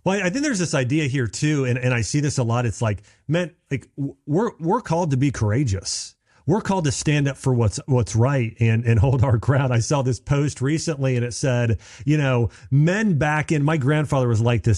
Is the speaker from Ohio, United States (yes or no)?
yes; Dayton, Ohio, United States; I grew up in Dayton, Ohio.